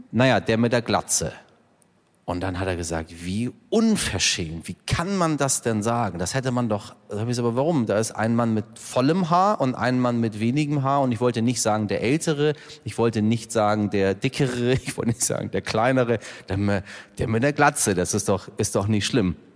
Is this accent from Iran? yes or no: yes; Iran; es ist irgendwie immer kompliziert, dort durch die Grenze auch als Iraner zu kommen.